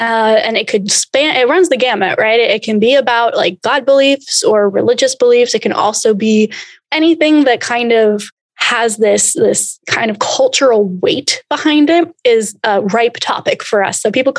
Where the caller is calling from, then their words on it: Austin, Texas, United States; also born or lived in Portland; I am in Austin, Texas.